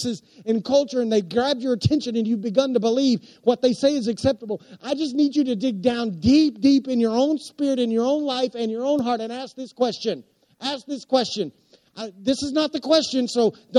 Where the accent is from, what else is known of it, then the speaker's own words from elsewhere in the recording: Anadarko, Oklahoma, United States; I grew up in Anadarko, Oklahoma.